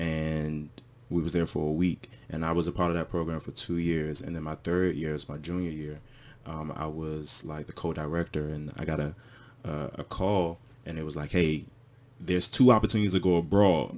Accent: Washington, D.C. area, Prince George's County, Maryland, United States; moved away as an adult; now in Ghana; I grew up in the Washington, D C area

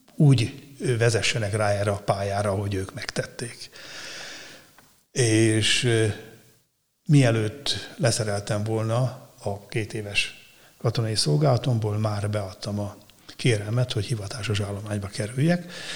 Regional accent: Szeged, Csongrád-Csanád, Hungary; moved away as an adult; also born or lived in Székesfehérvár; Szegedi gyerek révén, ugye Tisza mellett nőttem fel

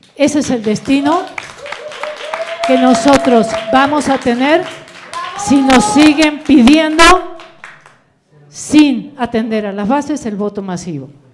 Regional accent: Argentina; moved away as an adult; now in Morelos, Mexico; yo vengo de Argentina

